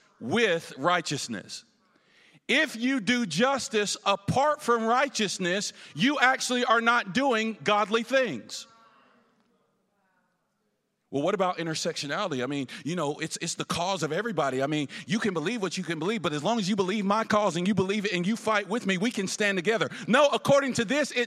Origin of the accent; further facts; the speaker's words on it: the South, United States; now in Ferguson, United States; I'm from the South, where we're wild, loud, and crazy